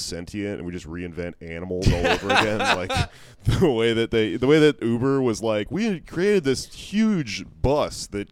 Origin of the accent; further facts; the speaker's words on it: Texas, United States; I'm from Texas